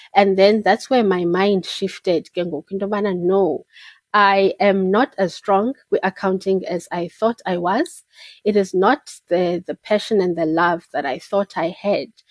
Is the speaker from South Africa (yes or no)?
yes; Port Elizabeth, Eastern Cape, South Africa; also born or lived in Peddie, Eastern Cape; I was born and bred in Port Elizabeth, Ebai